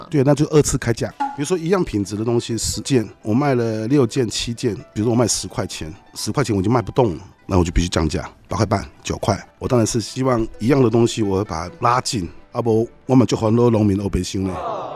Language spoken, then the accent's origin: Chinese; Taiwan; 我们台湾人或是我们华人